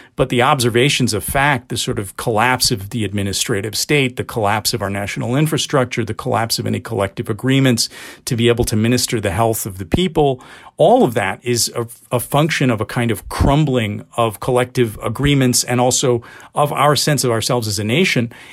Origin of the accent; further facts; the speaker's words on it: United States; I speak as only, only in a limited form as a Pakistani because I was born here and raised here and basically American.